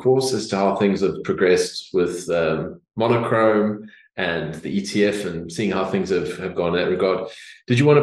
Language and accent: English; South Africa; now in Australia; I come from South Africa